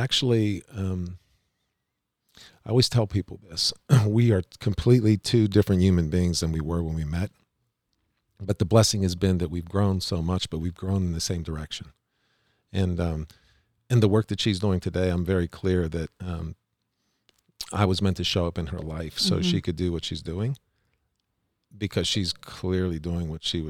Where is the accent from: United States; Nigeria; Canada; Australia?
United States; Pittsburgh, Pennsylvania; I grew up in Pittsburgh, had a lot of success.